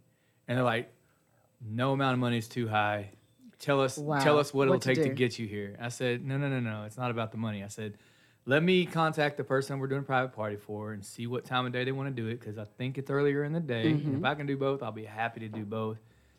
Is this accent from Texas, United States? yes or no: yes; Huntsville, Texas, United States; also born or lived in New Waverly, Texas; I grew up in New Waverly and Huntsville, right in the middle on Possum Walk Road. So I went to school in both.